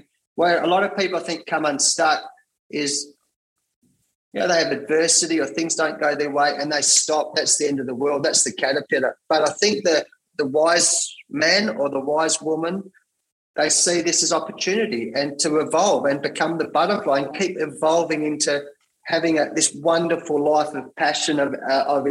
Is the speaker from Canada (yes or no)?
no; Perth, Western Australia, Australia; I had to come back to Perth, where I live, my hometown in WA here